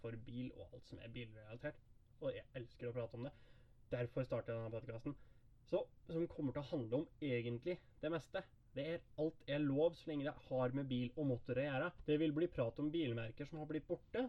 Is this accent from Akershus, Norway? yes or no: no; Hedmark, Innlandet, Norway; Jeg er fra Hedmark